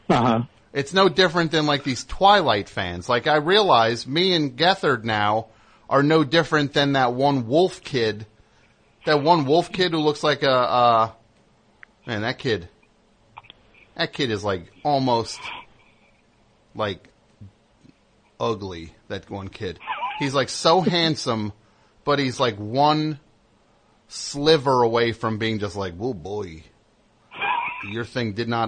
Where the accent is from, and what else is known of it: Honolulu, Hawaii, United States; also born or lived in Little Italy, New York; now in New York, United States